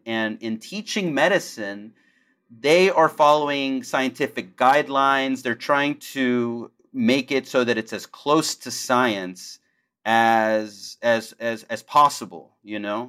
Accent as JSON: {"language": "English", "town": "Houston", "region": "Texas", "country": "United States", "tie": "born or raised there", "said": "I grew up in Houston, and I grew up, you know, upper middle class"}